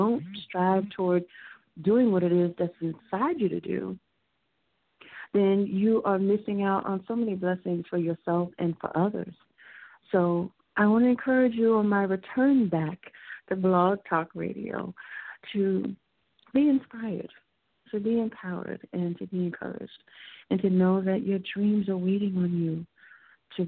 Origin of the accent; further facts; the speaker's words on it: Houston, Texas, United States; moved away as an adult; now in New York City, United States; I was raised in Houston